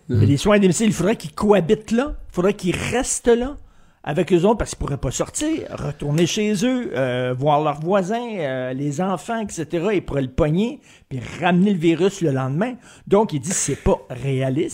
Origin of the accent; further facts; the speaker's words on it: Montreal, Quebec, Canada; je viens de Verdun. Moi, j'ai grandi à Verdun